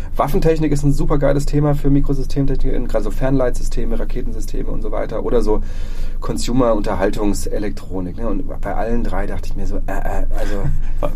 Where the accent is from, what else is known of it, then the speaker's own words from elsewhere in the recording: Freiburg, Baden-Württemberg, Germany; also born or lived in Dresden; ich komme hier aus Freiburg. Ähm, die, ich, bin, ich bin Herder mal Jung